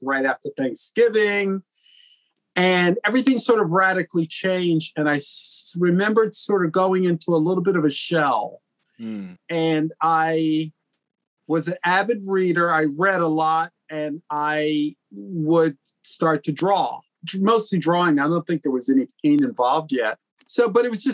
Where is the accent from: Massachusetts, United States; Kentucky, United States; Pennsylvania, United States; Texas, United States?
Pennsylvania, United States; Philadelphia; I was born in Philadelphia to two really great parents